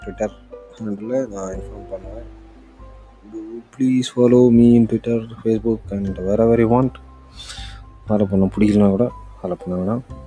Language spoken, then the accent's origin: Tamil; Kanyakumari, Tamil Nadu, India; moved away as an adult; now in Hyderabad, India; இந்தியாவின் தென்குடியான கன்னியாகுமரியிலிருந்து பிறந்தேன் வளர்ந்தேன் காலேஜ் வரைக்கும் அங்கே தாங்க படித்தேன்